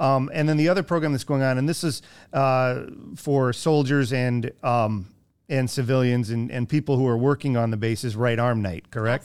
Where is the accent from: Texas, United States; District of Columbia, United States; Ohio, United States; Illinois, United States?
Ohio, United States; moved away; my hometown in Ohio